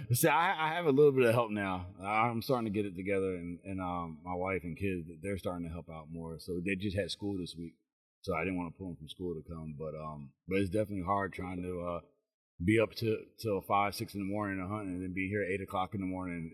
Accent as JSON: {"language": "English", "town": "Chicago", "region": "Illinois", "country": "United States", "moved": "yes", "lives_now": "McDonough, Georgia, United States", "said": "originally I'm from Chicago. Um, I live in, in McDonough, Georgia"}